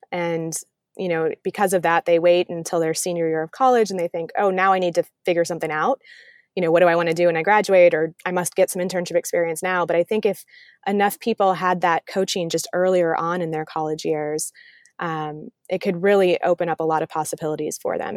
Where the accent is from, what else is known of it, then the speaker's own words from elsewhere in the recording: Wisconsin and Illinois, Midwest, United States; I grew up in the Midwest, um, Wisconsin and Illinois, um, split my childhood between the two of those states